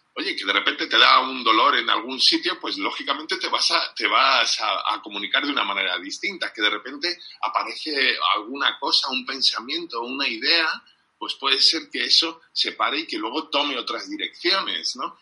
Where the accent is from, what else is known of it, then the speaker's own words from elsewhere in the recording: England, United Kingdom; Spanish is a second language; como soy inglés